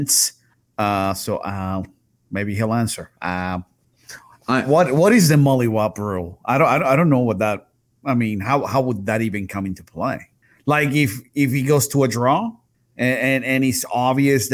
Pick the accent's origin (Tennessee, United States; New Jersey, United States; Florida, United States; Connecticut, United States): Florida, United States; Jacksonville; I'm from Duval too